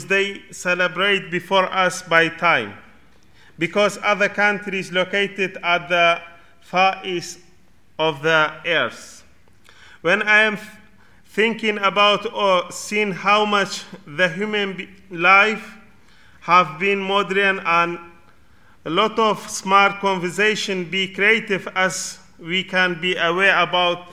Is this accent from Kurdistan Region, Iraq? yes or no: yes; Kurdistan Region, Iraq; English is a second language; now in United Kingdom; I am from Kurdistan of Iraq